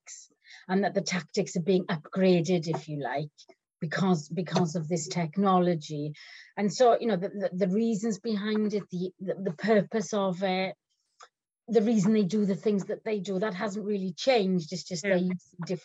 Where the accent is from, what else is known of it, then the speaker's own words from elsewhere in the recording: Wales, United Kingdom; I'm Welsh